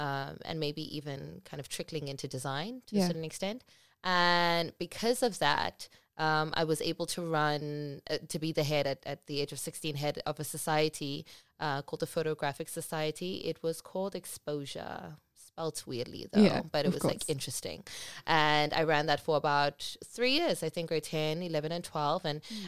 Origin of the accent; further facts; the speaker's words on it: Cape Town, Western Cape, South Africa; also born or lived in Port Elizabeth; But I can't say born and bred because I was born in Port Elizabeth, Eastern Cape. But I feel like I've been in Cape Town much longer than I was in Port Elizabeth. So I'm bred, I'm refined, I am loved by Cape Town